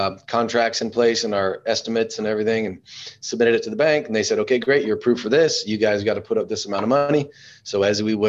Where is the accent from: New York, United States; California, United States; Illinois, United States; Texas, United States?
Texas, United States; Alpine; I'm actually from Alpine, which is way cooler